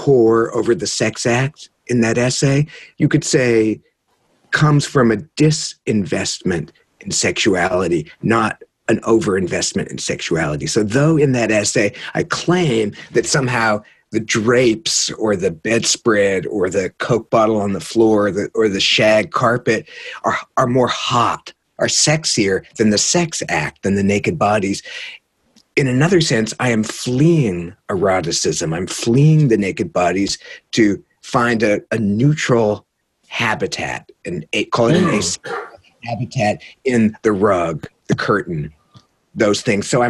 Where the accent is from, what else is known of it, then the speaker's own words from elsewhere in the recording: San Jose, California, United States; moved away; I'm from San Jose